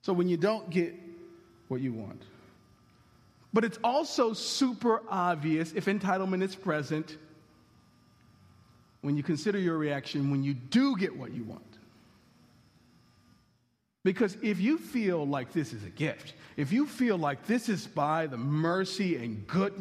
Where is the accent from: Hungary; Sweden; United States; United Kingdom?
United States